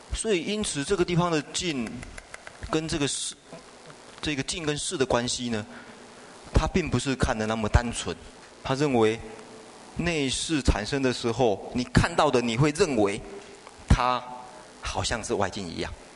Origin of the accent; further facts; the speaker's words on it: China; 比较对我们中国人来讲比较容易懂